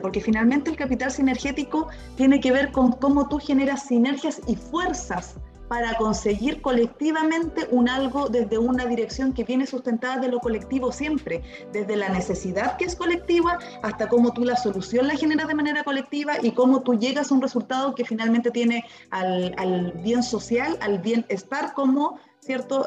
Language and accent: Spanish; Temuco, Araucanía, Chile; now in Concepción, Chile; mi papá en Temuco, porque yo soy originaria de Temuco, aun cuando ahora vivo en Concepción